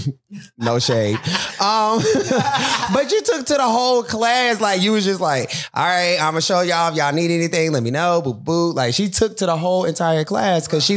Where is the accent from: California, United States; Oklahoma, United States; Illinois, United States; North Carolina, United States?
North Carolina, United States; Charlotte; I'm from Charlotte, born and raised, be 31 on the 11th